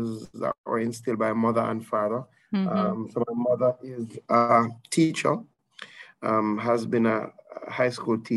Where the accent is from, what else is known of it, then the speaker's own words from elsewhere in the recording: Saint Elizabeth, Jamaica; the majority of my life, I grew up in St. Elizabeth